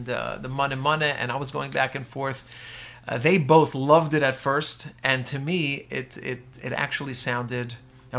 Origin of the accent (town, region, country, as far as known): Lakewood, New Jersey, United States